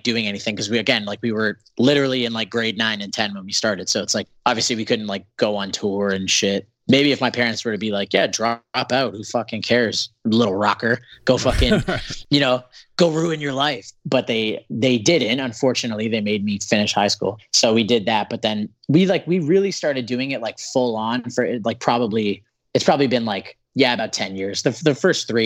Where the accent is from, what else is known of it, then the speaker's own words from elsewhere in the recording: Canada; being a Canadian band